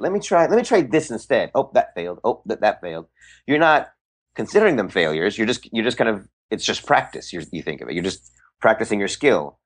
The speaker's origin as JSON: {"language": "English", "area": "San Francisco Bay Area", "region": "California", "country": "United States", "said": "I am from the Bay Area."}